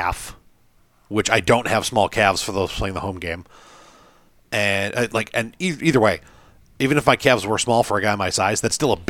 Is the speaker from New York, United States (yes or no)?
yes; Western New York, United States; we're from the Western New York area